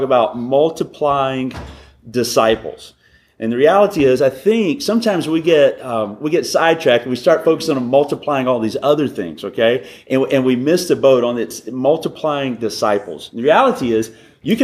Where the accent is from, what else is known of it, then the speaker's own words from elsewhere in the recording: Alabama, United States; also born or lived in North Carolina; now in Southern California, United States; So, grew up in Alabama, lived in North Carolina, been in California, Sandy said, for 7 years.